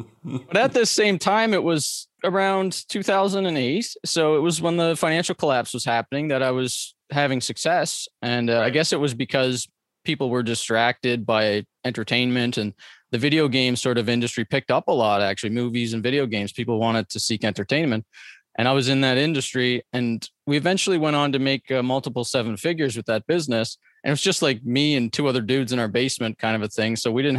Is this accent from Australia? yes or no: no; Atlantic Canada, Canada; so I grew up on the East Coast of Canada in poverty.